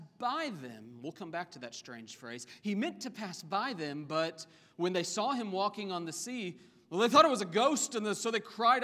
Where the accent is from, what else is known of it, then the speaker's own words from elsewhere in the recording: Oklahoma, United States; I grew up in Oklahoma